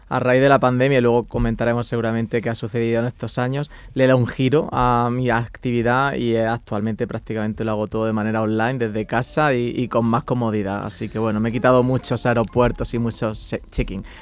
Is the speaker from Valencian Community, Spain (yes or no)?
no; Granada, Andalusia, Spain; moved away; soy granadino y a mucha honra, pero también es cierto que he estado viviendo en otros sitios del mundo